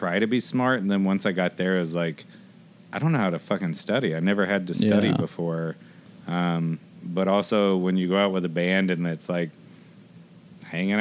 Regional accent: Hoover, Alabama, United States; also born or lived in Atlanta, Georgia; I grew up in Hoover.

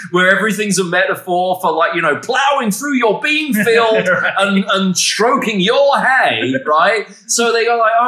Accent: England, United Kingdom; I'm from England.

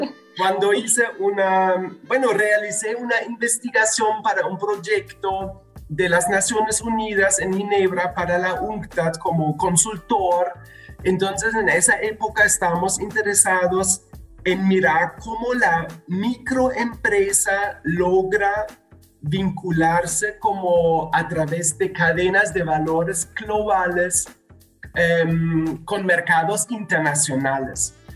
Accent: Germany; moved away as an adult; also born or lived in Medellín, Colombia; now in Guadalajara, Mexico; soy alemán

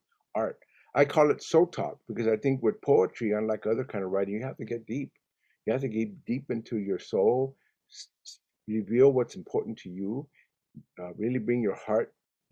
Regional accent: Los Angeles, California, United States; first language Spanish; English is a second language; I went to school in Watts when I was a kid

